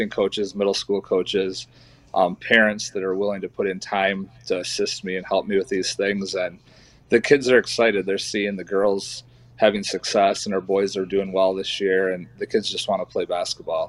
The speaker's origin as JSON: {"language": "English", "town": "East Jordan", "region": "Michigan", "country": "United States", "tie": "born or raised there", "lives_now": "Lake City, United States", "said": "I grew up in East Jordan, Michigan, which is about an hour north here of Lake City"}